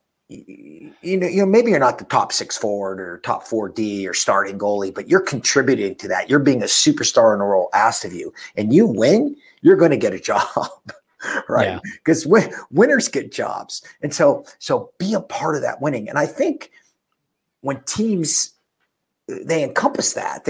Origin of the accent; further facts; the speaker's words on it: Pittsburgh, Pennsylvania, United States; I'm from Pittsburgh